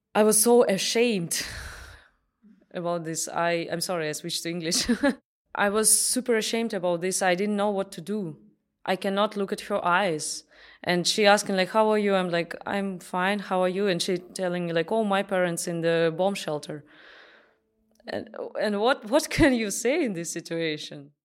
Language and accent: German; Russia; first language Russian; German is a second language; now in Salzburg, Austria; ich bin aus Russland